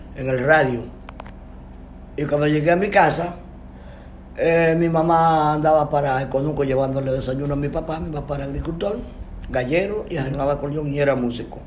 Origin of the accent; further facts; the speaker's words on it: San José de las Matas, Santiago Rodríguez, Dominican Republic; nací, nací, en San José Santiago Rodríguez, mi pueblo